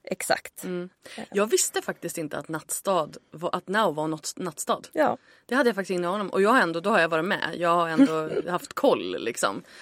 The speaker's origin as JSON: {"language": "Swedish", "town": "Gothenburg", "region": "Västra Götaland", "country": "Sweden", "said": "jag är ju från Göteborg."}